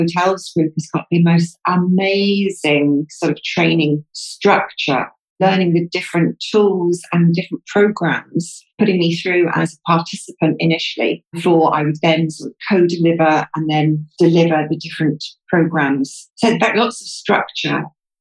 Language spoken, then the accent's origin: English; Devon, South West England, United Kingdom; moved away as an adult; also born or lived in London; now in Dubai, United Arab Emirates; I'm from the UK. Southwest. My family mainly come from Cornwall, but I was actually born and bred in Devon